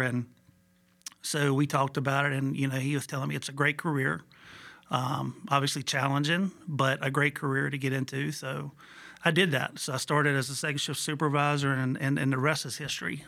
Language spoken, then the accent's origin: English; Buena Vista, Virginia, United States; also born or lived in Hopewell, Virginia / Harrisonburg, Virginia; I was born and raised in Buena Vista, Virginia